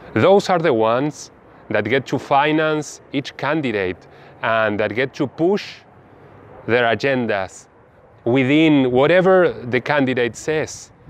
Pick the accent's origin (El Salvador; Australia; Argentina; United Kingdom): Argentina; also born or lived in Bahía Blanca, Buenos Aires Province; I am from Argentina. I live in Bahia Blanca in the low valley of Provincia de Buenos Aires.